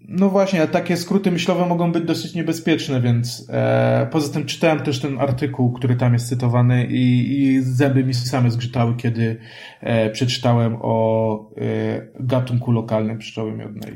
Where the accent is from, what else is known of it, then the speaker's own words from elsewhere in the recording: Kraków, Lesser Poland, Poland; ja jestem krakusem